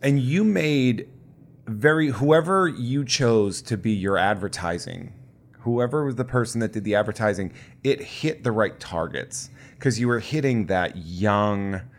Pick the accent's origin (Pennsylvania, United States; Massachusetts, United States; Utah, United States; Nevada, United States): Massachusetts, United States; Worcester; I'm from the Worcester area